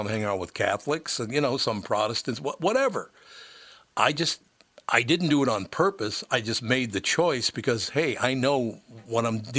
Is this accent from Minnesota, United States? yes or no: yes; Minneapolis, Minnesota, United States; One thing I will tell you about growing up in North Minneapolis, I never saw the strife in North Minneapolis that apparently everybody else in the world saw.